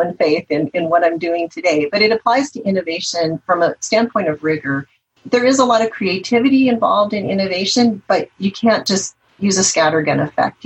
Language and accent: English; the Northwest, Pacific Northwest, United States; I'm from the Northwest